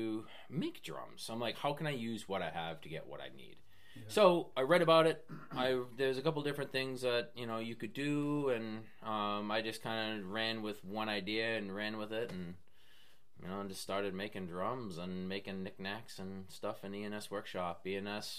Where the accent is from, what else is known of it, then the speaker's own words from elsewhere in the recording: West Newbury, Massachusetts, United States; moved away as an adult; also born or lived in Maine; now in Foster, Rhode Island, United States; I'm originally from Massachusetts, a little town called West Newbury.